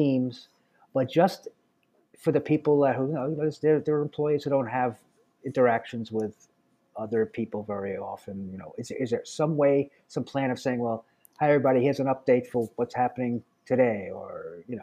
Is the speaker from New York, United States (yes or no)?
yes; New York City, New York, United States; I'm from Brooklyn